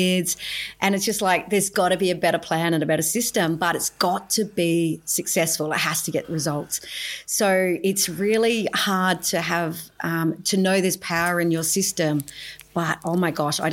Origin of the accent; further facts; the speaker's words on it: Adelaide, South Australia, Australia; I grew up in Adelaide, South Australia, with my mum and my stepdad